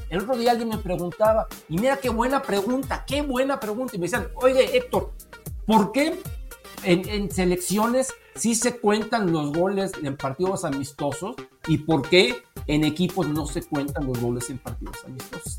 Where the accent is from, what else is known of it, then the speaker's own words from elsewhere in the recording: Mexico; como mexicano